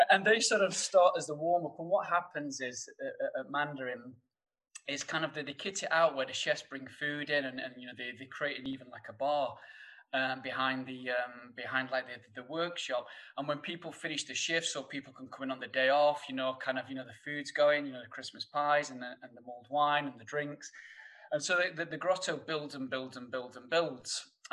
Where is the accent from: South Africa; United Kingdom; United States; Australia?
United Kingdom; Sheffield, Yorkshire and the Humber; accent: thick northern; you'll probably tell by my thick northern accent that... coming from Sheffield